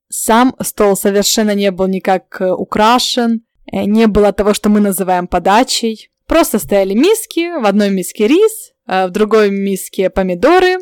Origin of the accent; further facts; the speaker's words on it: Ukraine; now in Santiago, Chile; я с Украины